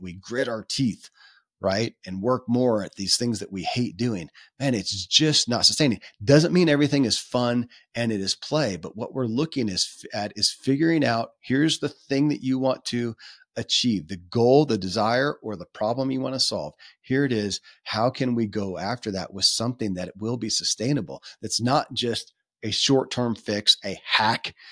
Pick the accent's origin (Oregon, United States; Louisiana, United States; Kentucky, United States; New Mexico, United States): Kentucky, United States; born or raised there